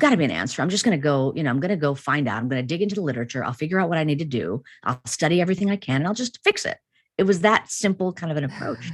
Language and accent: English; Chicago, Illinois, United States; born or raised there